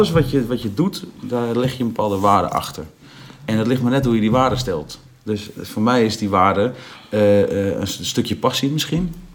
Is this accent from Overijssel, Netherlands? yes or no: yes; Overijssel, Netherlands; In, in Twente, waar ik vandaan kom, ik kom echt uit een boerendorp.